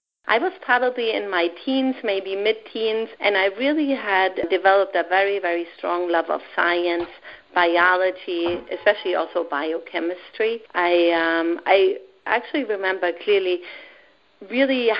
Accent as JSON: {"language": "English", "country": "Germany", "tie": "born or raised there", "moved": "yes", "lives_now": "United States", "said": "I grew up with my grandparents in Germany"}